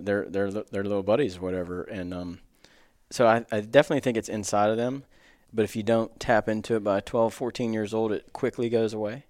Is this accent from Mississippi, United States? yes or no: no; near Frostburg, Maryland, United States; pretty cool place to grow up. I grew up hunting three states, Maryland, West Virginia, and Pennsylvania